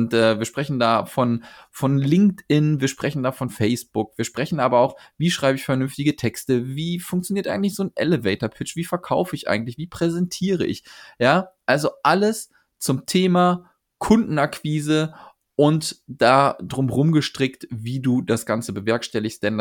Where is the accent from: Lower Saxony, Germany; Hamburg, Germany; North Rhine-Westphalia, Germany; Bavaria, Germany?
North Rhine-Westphalia, Germany; Cologne; Ich komme aus Köln.